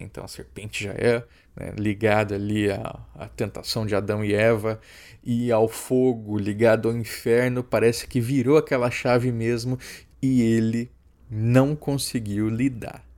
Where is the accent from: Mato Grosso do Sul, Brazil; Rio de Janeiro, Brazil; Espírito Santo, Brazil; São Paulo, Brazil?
Mato Grosso do Sul, Brazil; Campo Grande; em Campo Grande, na minha cidade natal